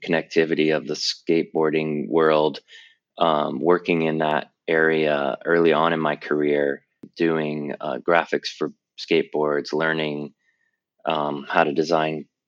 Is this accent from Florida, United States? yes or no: yes; Tampa, Florida, United States; moved away as an adult; also born or lived in North Carolina / California; I'm originally from Tampa, Florida, and I grew up in the South between Florida and North Carolina